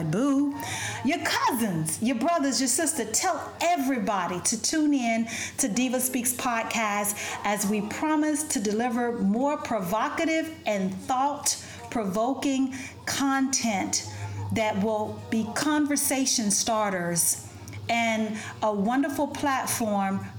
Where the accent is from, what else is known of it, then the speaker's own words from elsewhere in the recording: United States; also born or lived in Ethiopia; I'm black American and I'm Ethiopian.